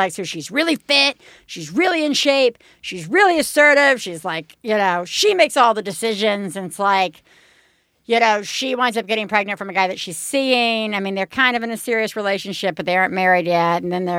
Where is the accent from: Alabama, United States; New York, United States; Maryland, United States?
Alabama, United States; I'm from Alabama